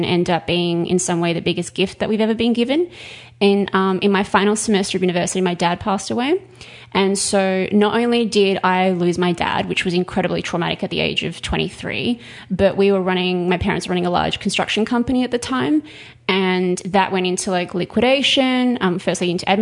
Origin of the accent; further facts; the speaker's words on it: Perth, Western Australia, Australia; moved away as an adult; also born or lived in Sydney, Australia / Melbourne, Australia; now in Los Angeles, United States; I grew up in Perth in Western Australia